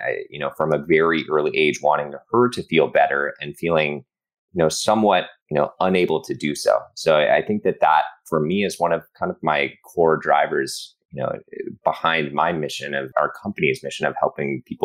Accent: Boulder, Colorado, United States; moved away as an adult; now in Los Angeles, United States; I grew up in Boulder, Colorado

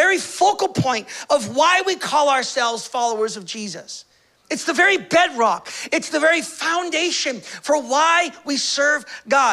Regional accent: United States; moved away; I'm from the States

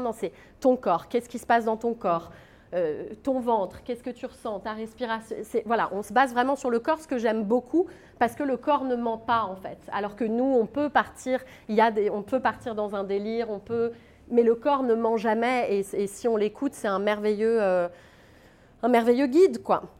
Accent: Paris, Île-de-France, France; je suis plus parisienne que moi, tu meurs parce que je suis born and raised à Montmartre. Pendant 22 ans, j'ai grandi à Montmartre

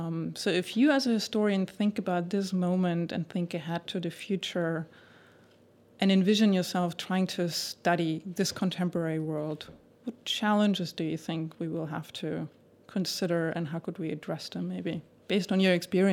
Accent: Germany; I was born and raised in Germany

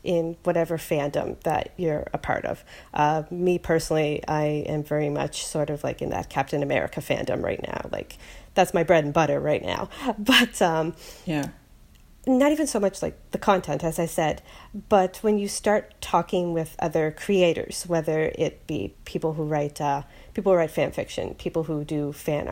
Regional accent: Halifax, Nova Scotia, Canada; moved away as an adult; also born or lived in Victoria, British Columbia / Vancouver, British Columbia; I am recording from Halifax, Nova Scotia. I was born and raised here

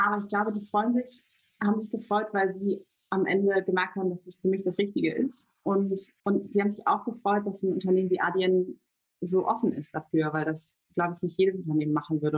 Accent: between Cuxhaven and Hamburg, Lower Saxony, Germany; moved away as an adult; also born or lived in Göttingen / London; now in Berlin, Germany; ich komme eigentlich geboren aus der Nähe von Hamburg, vom Land, zwischen Cuxhaven und Hamburg

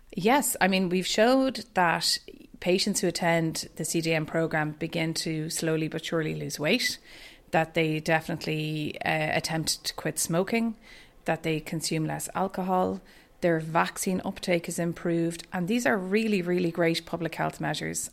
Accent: Dublin, Leinster, Ireland; moved away as an adult; also born or lived in Boston; now in Ballincollig, Ireland; I am from Dublin, so I grew up in Castleknock

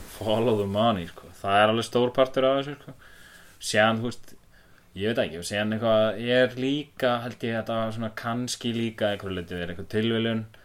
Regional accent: Akureyri, Northeastern Region, Iceland; ég er frá Akureyri

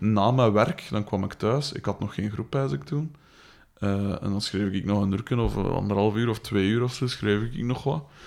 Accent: Liedekerke, Flanders, Belgium; ik ben van Likkerk, dat ligt vijf kilometer van hier.

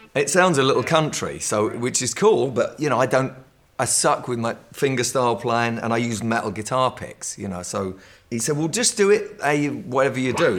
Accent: London, United Kingdom; I'm from London

